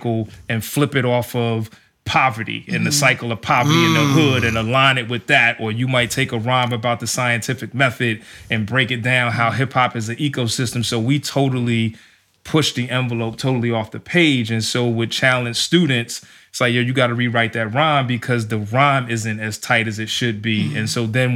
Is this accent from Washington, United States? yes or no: no; New York, United States; I grew up in New York